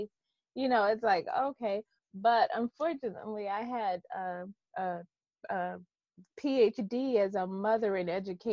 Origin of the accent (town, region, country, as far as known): Detroit, Michigan, United States; born or raised there